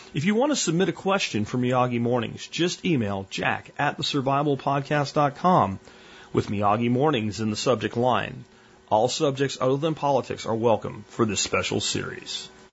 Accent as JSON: {"language": "English", "region": "Pennsylvania", "country": "United States", "tie": "born or raised there", "said": "where I grew up in Pennsylvania, we had about a quarter acre garden"}